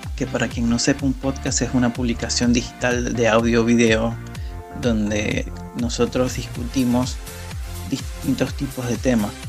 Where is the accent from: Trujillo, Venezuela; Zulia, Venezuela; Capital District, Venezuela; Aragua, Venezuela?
Zulia, Venezuela; Maracaibo; moved away as an adult; now in Rosario, Argentina; venezolano, nací y criado de Maracaibo. Hace cuatro años que estoy viviendo en Rosario, Argentina.